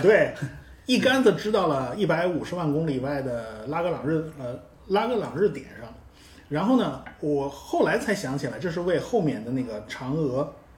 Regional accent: China; 我们中国人

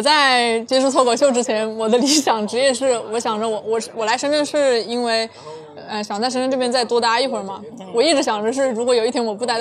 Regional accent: Zhuzhou, Hunan, China; now in Shenzhen, China; 湖南株洲。

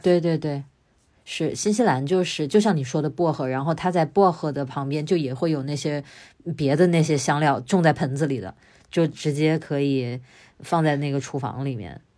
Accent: Wuhan, Hubei, China; 我是武汉长大

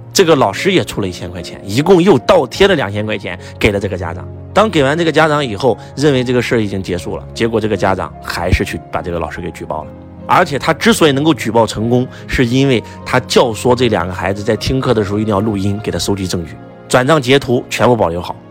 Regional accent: China; 敬天法祖是我们中国人的信仰

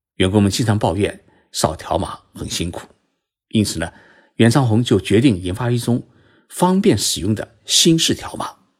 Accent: China; now in Japan; 我们中国人

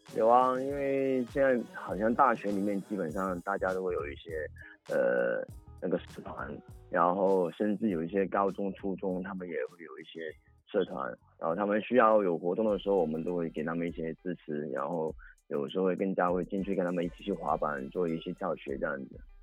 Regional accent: Foshan, Guangdong, China; 我是来自广东佛山的

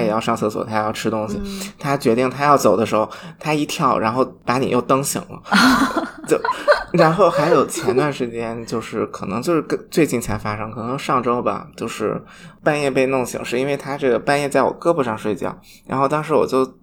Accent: Shanxi, China; 我是山西人，山西是睡省

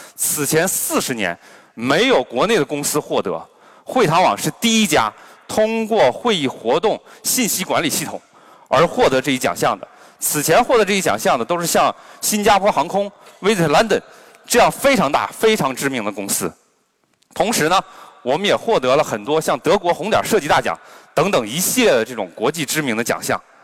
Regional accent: Harbin, Heilongjiang, China; 我本身是哈尔滨人，我来自东北，我小时候呢，我们民风彪悍，经常打群架

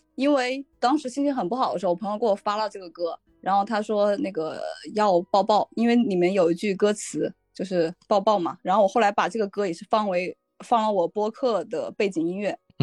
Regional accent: Jingzhou, Hubei, China; now in Beijing, China; 我的老家就湖北荆州

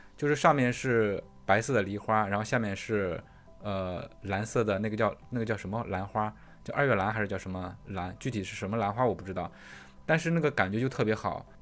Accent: China; moved away; 宿迁离我家特别近，就是他们那边儿农村的风景跟我老家农村的风景其实很像的

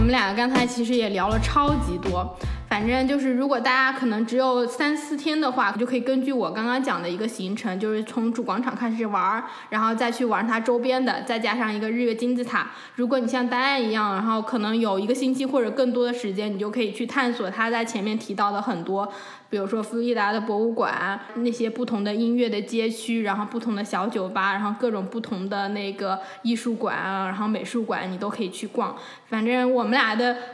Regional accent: China; now in Vancouver, Canada; 我们中国人，我们都特别讲究

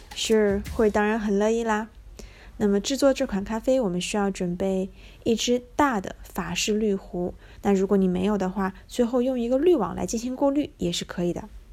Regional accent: China; 会是一个土生土长的中国人，既没有海外背景，也没有相关的宗教信仰

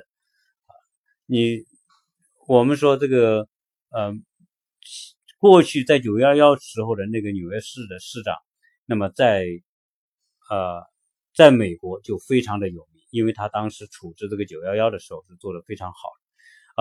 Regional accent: China; now in United States

